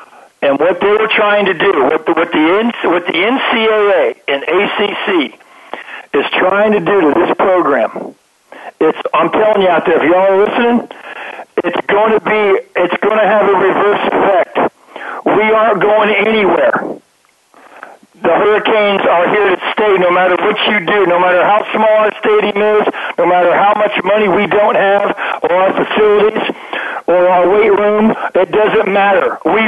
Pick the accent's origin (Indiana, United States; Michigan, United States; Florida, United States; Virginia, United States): Indiana, United States; moved away; I come from Indiana, man.